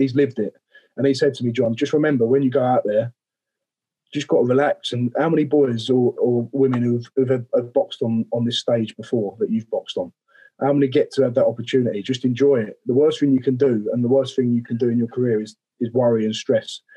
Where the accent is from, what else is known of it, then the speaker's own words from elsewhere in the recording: Romford, London, United Kingdom; I'm from Romford